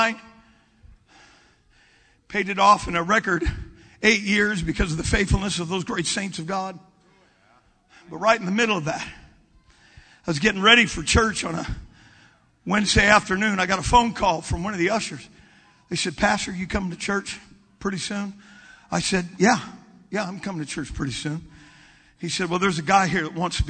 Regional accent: California, United States; moved away as an adult; also born or lived in Washington; I'm from California.

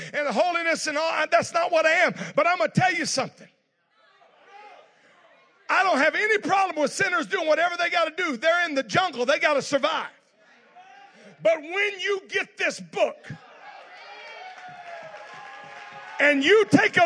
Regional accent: South Louisiana, United States; now in California, United States; I was just in South Louisiana. That's where I grew up. I know you thought I was from Manhattan by my accent

